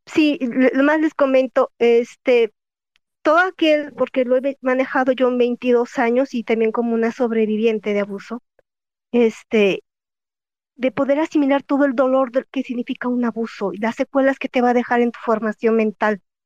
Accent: Jalisco, Mexico; yo soy de Jalisco

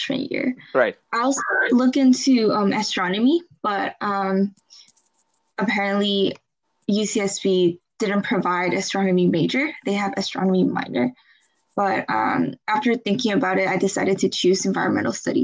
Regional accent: Taipei, Taiwan; moved away as an adult; now in Santa Barbara, United States; I grew up in Taipei, Taiwan.

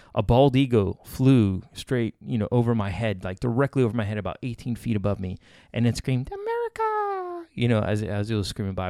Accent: Miami, Florida, United States; I'm from Miami, I know swamps, I know beaches

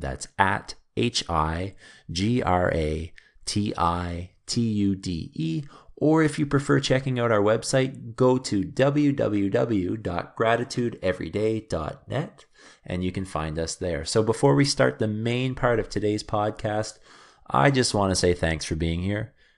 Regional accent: Canada; I returned back to Canada after traveling and working in a few different countries

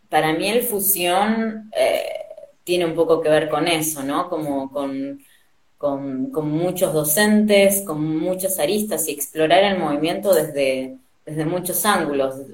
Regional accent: Argentina; also born or lived in Spain; yo diría que soy argentina, eh, pero nací en España. así que mis viejos son argentinos y para los 70 ellos se fueron a España y bueno, después de que nació mi hermana en los 90 eh, nos volvimos para acá

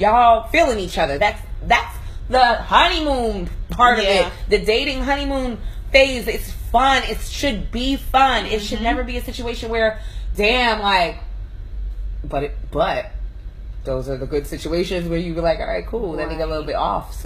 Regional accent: New York, United States; now in Atlanta, United States; I'm from New York

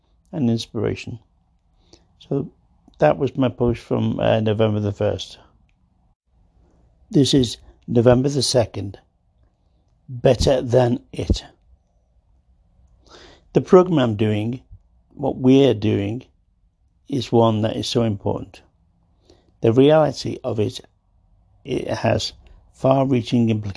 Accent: Liverpool, North West England, United Kingdom; moved away as an adult; also born or lived in Rocky Mountains; As a Liverpool lad, born in the 50s.

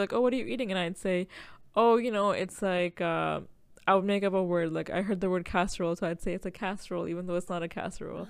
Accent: Toronto, Ontario, Canada; I grew up in Jane and Finch

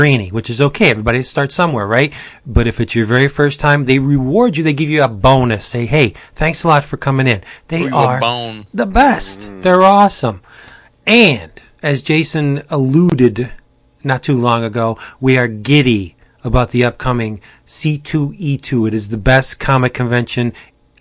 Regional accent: Pennsylvania, United States; I'm from Pennsylvania.

